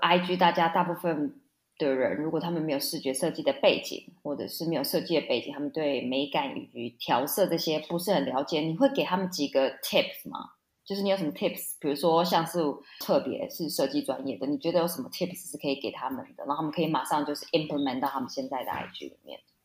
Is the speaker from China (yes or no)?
no; Taiwan; moved away; 我也是台湾出生长大